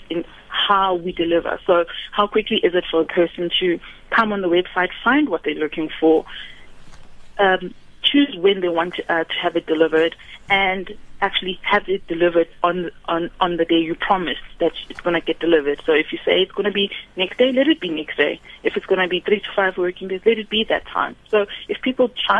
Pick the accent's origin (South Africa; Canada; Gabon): South Africa